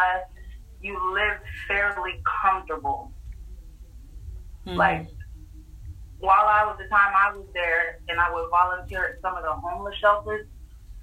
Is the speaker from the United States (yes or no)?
yes; Miami, Florida, United States; I'm from Miami